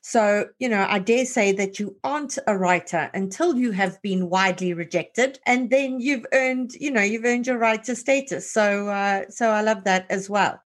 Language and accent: English; South Africa; as a South African